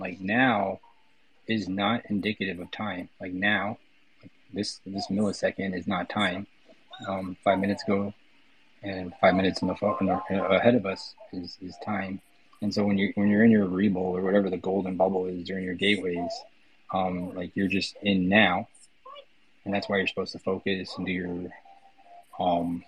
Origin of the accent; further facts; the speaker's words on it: New York City, New York, United States; I'm from the Bronx, New York